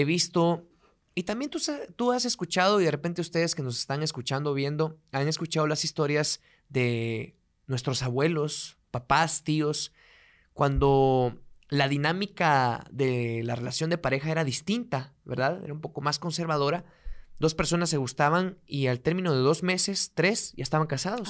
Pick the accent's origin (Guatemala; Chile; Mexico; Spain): Guatemala; yo soy de un pueblo o soy de provincia, si algún día lo escuchan en otro país, pues soy de un pueblo, soy de provincia.